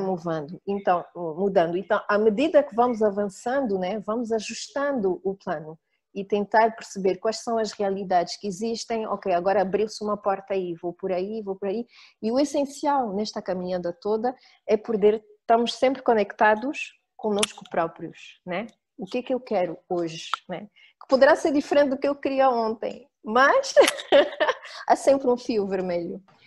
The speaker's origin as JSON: {"language": "Portuguese", "country": "Angola", "tie": "born or raised there", "also_born_or_lived": "France / Switzerland", "moved": "yes", "said": "Nasci e cresci em, eh, em Angola, uh, de uma mãe suíça, de um pai angolano"}